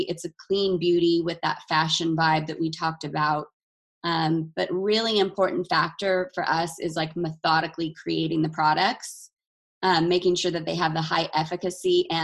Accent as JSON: {"language": "English", "region": "Utah", "country": "United States", "tie": "born or raised there", "said": "growing up in Utah"}